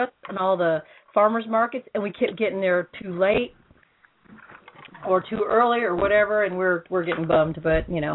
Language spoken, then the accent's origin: English; California, United States; I'm from Cali and I'm used to rain.